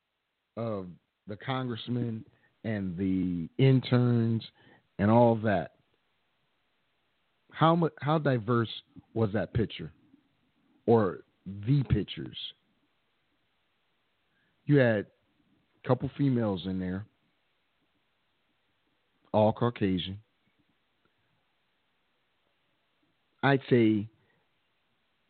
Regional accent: Washington, District of Columbia, United States; Born and raised in Washington, D.C.

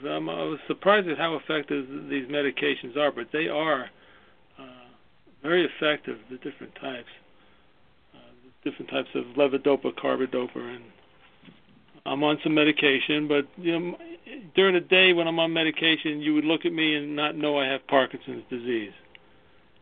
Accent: New York, United States; I started in New York. I was born in New York, as you can tell by my accent.

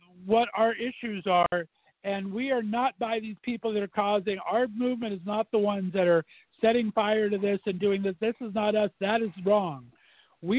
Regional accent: United States; I'm from Northeast area, so Pittsburgh's right around the corner

